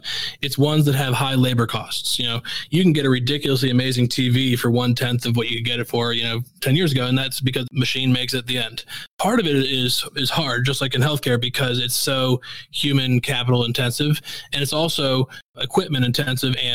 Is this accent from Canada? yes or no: no; Missouri, United States; I grew up in Missouri